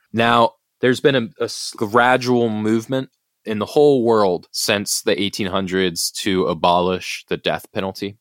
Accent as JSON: {"language": "English", "country": "United States", "said": "as an American"}